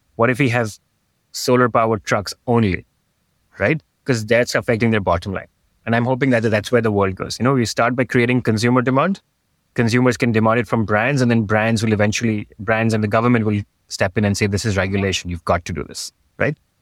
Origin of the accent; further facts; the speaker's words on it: Mumbai, Maharashtra, India; moved away as an adult; also born or lived in New York / Sydney / San Francisco; I grew up in Bombay, which is as urban as it can get